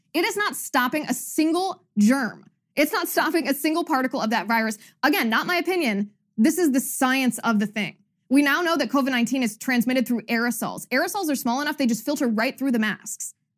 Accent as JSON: {"language": "English", "country": "United States", "said": "as an American"}